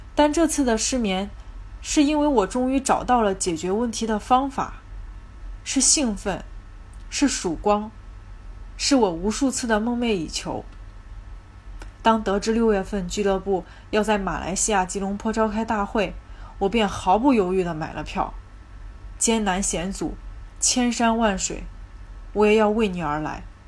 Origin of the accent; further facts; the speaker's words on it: Zhengzhou, Henan, China; 我来自河南省郑州市，目前在事业单位呢，做些办公室文职类的工作